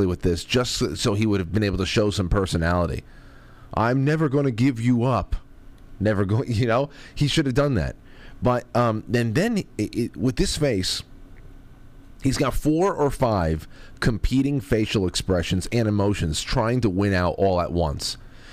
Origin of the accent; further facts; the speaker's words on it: New York, United States; I'm from New York